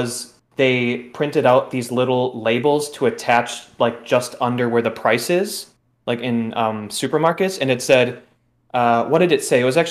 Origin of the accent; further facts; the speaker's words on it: Wisconsin, United States; I said I was from Wisconsin